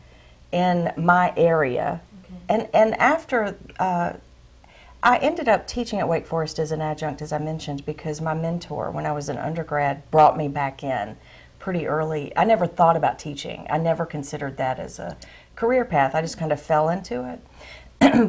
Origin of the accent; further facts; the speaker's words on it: the South, United States; growing up in the South